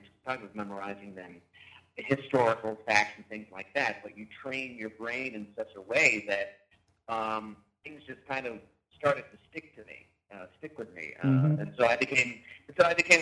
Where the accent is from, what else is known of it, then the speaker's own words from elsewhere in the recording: Wilmington, Delaware, United States; also born or lived in Philadelphia, Pennsylvania; I did the majority of my growing up in Wilmington, Delaware